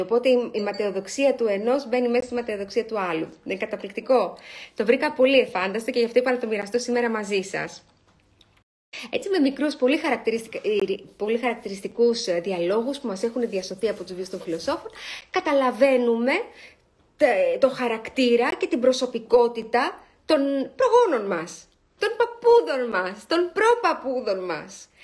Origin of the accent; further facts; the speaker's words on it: Greece; είμαστε Έλληνες